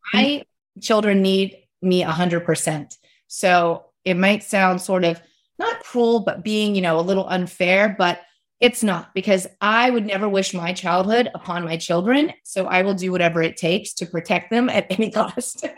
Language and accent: English; West Virginia, United States; I grew up in West Virginia